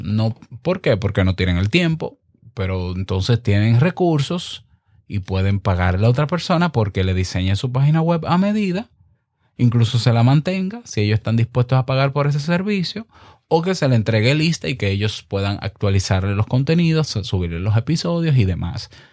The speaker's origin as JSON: {"language": "Spanish", "country": "Dominican Republic", "said": "en el 2019 en República Dominicana, en mi país"}